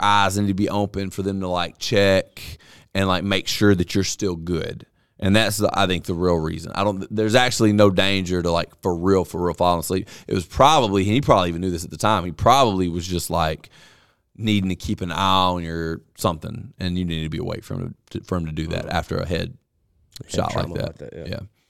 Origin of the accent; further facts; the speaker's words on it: Vernon, United States; I'm from Vernon.